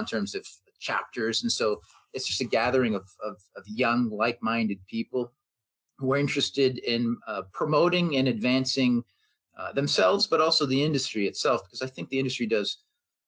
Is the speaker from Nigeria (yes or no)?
no; Canada; being a Canadian, being based here